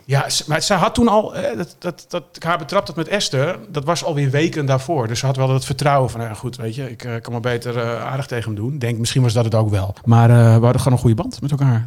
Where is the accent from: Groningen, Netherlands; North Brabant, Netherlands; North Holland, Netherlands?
North Holland, Netherlands; Texel; Ik kom van Tessel